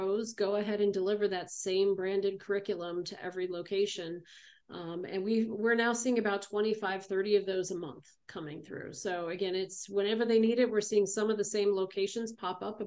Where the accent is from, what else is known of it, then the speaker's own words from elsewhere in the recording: Chicago, Illinois, United States; now in Arizona, United States; I was born in Chicago